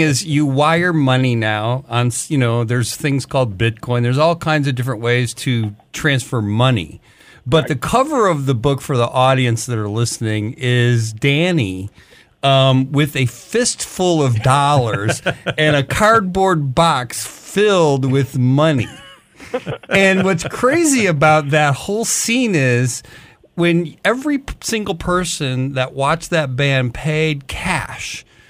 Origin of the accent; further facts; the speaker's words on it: Detroit, Michigan, United States; I grew up in Detroit